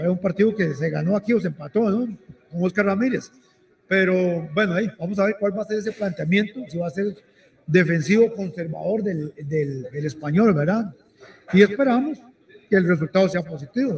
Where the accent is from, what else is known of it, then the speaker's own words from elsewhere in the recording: Costa Rica; como ticos